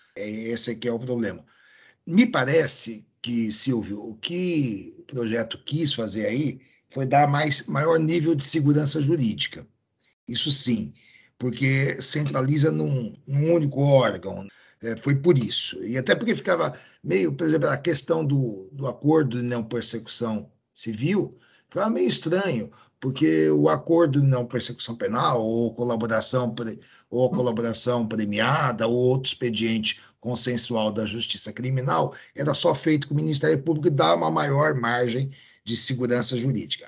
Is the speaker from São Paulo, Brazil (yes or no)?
yes; near Santos and São Vicente, São Paulo, Brazil; aqui próximo da minha terra